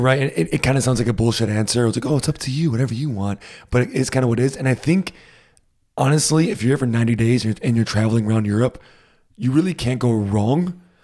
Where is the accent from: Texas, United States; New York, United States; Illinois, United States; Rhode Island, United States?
Rhode Island, United States; moved away as an adult; now in Germany; growing up in the States, especially in Rhode Island, it gets hot in the summer and really humid